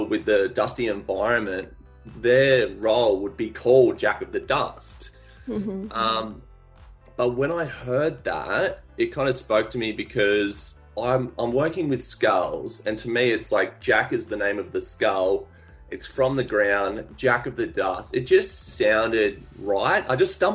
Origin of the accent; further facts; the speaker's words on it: Australia; also born or lived in Gold Coast; I'm an Australian artist of the social generation